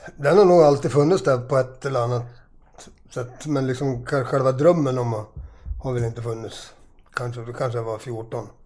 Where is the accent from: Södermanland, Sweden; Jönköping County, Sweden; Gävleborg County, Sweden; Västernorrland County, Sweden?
Gävleborg County, Sweden; Gävle; hemma i Gävle